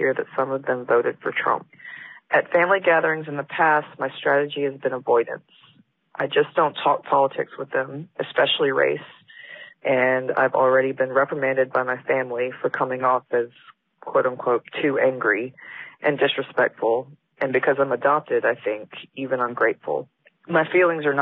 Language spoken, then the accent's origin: English; Birmingham, Alabama, United States; now in Los Angeles, United States; I live in Los Angeles right now, but grew up in Birmingham, Alabama